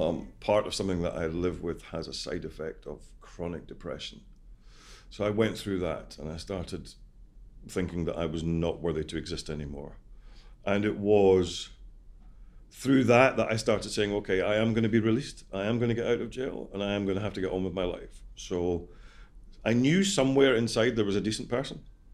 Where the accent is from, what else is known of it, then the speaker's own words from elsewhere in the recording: Scotland, United Kingdom; I'm Scottish.